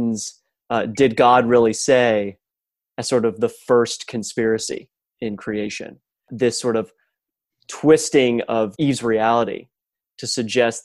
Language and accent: English; Dallas, Texas, United States; moved away as an adult; also born or lived in Michigan; growing up in the Dallas-Fort Worth area